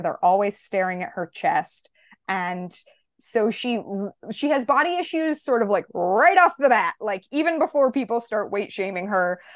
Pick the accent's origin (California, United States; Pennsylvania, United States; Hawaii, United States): California, United States; San Francisco; moved away; my hometown is San Francisco, California